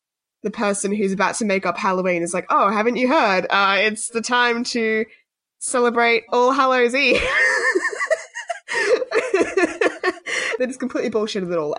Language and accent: English; Australia